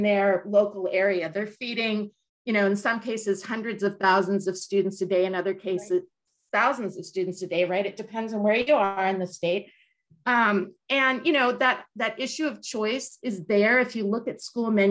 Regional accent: California, United States; as a Californian

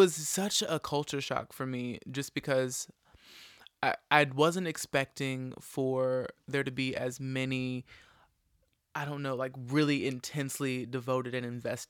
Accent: Hoover, Alabama, United States; Like, I'm from Hoover, Alabama, right

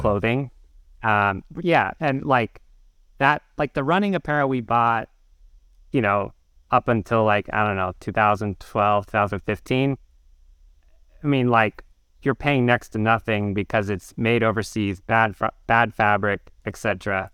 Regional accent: outside Portland, Oregon, United States; moved away as an adult; also born or lived in North Carolina; now in New York, United States; I grew up in, uh, like thirty minutes outside Portland

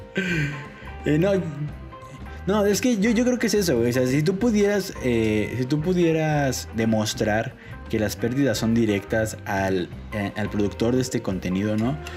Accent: Mexico City, Mexico; como buen chilango

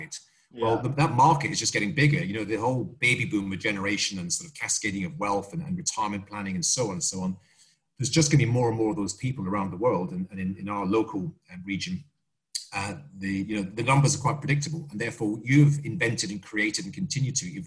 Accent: Scotland, United Kingdom; I'm Scottish

